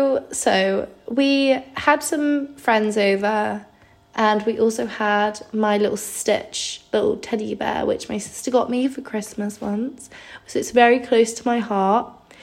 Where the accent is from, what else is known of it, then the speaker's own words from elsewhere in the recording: Croydon, London, United Kingdom; he was like, oh, where are you from again, or something like that. He said he brought it up, and obviously Croydon.